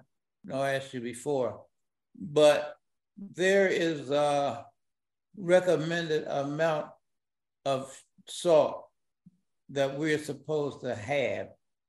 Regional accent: Michigan, United States; I'm from Michigan

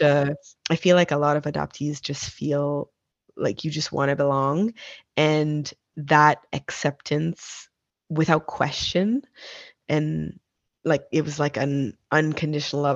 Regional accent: Nova Scotia, Canada; We were born and raised in Nova Scotia, Canada

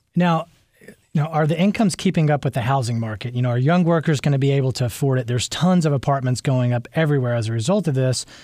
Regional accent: Memphis, Tennessee, United States; now in Nashville, United States; I grew up in Memphis

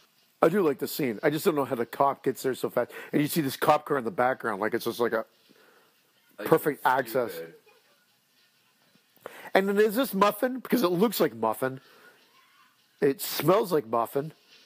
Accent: New Jersey, United States; Hey, I'm from Jersey Shores over here. I'm wearing my wife beater.

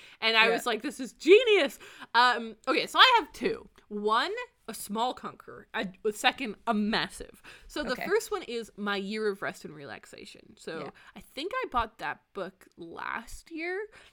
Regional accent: Canada; also born or lived in Ontario; now in British Columbia, Canada; I am Canadian

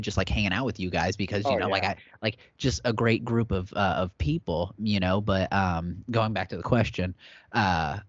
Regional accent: Wabash, Indiana, United States; moved away; this is my hometown, you know, like my dad is buried on the street that I'm about to headline on

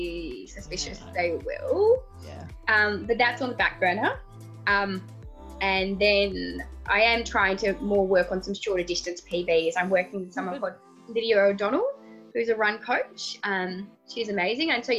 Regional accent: Tasmania, Australia; I'm from Tasmania.

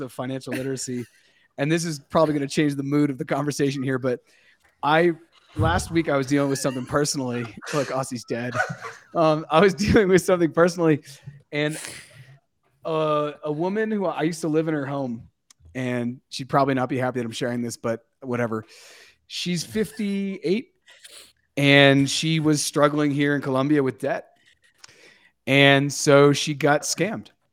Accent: United States; Growing up in the United States in the nineties, raised by parents who were raised by their parents

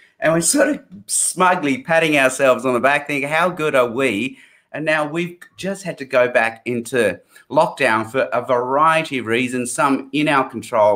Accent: Sydney, New South Wales, Australia; also born or lived in Hong Kong; Then I did high school in Sydney

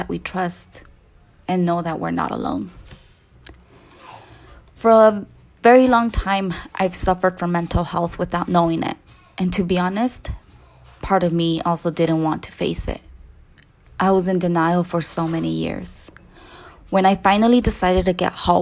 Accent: Salinas Valley, California, United States; accent: Latina; now in Bay Area, United States; I'm originally from the Salinas Valley

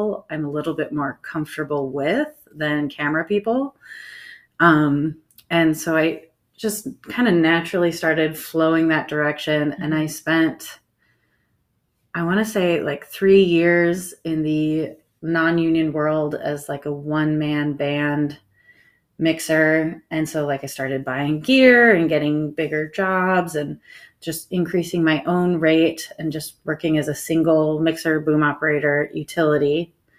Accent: Louisville, Colorado, United States; moved away as an adult; also born or lived in Santa Fe, New Mexico; I am from Louisville, Colorado, right next to Boulder

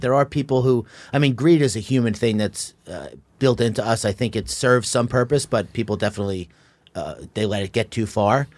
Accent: Long Island, New York, United States; I was born and raised in Long Island

